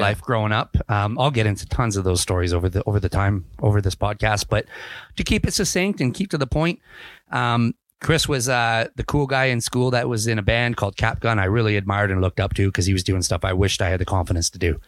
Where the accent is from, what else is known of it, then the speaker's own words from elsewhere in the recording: Ontario, Canada; moved away as an adult; also born or lived in England / Kamloops, British Columbia; now in British Columbia, Canada; I grew up in Ontario